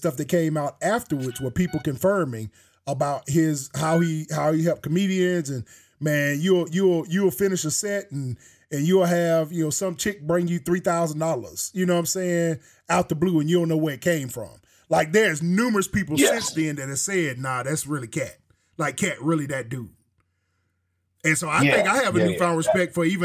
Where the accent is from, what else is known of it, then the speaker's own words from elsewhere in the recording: Alabama, United States; I'm from Bama